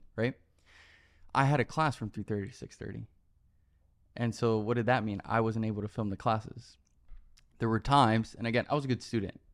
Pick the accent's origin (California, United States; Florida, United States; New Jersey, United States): Florida, United States; Miami; moved away as an adult; also born or lived in New York; now in Los Angeles, United States; born and raised in Miami, Florida, uh, spent 18 years there, grew up